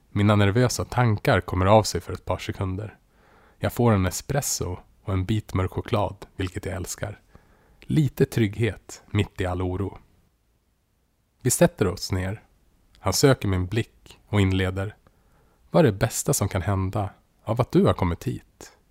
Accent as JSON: {"language": "Swedish", "town": "Västerås", "region": "Västmanland", "country": "Sweden", "tie": "born or raised there", "said": "Det fanns mycket igenkänning från min uppväxt i Västerås och jag kände mig hemma direkt."}